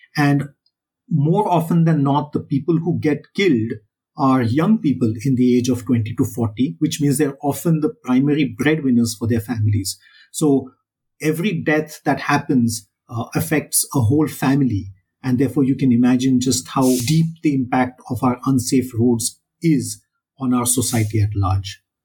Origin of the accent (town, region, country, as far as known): India